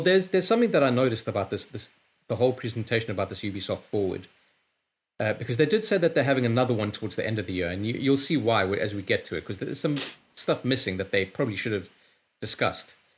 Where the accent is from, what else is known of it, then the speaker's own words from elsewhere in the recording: London, United Kingdom; I'm from London